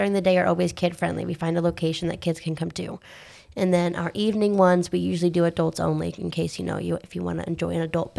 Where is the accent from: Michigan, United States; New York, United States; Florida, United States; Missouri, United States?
Florida, United States; Apopka; also born or lived in Seminole County, Florida; I didn't move too far from my hometown